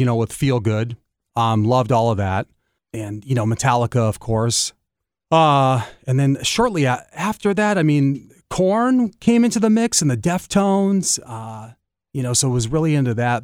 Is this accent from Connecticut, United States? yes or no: no; Los Angeles, California, United States; now in Detroit, United States; I grew up in Los Angeles